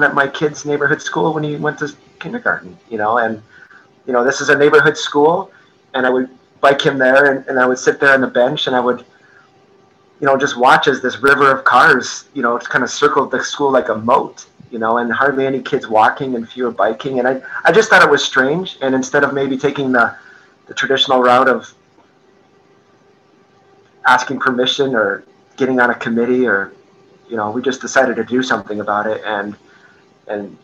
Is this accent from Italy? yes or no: no; Canada; now in Traverse City, United States; I grew up in Canada, and I feel like part of my soul and my culture is to, no matter the weather, you know, we're rolling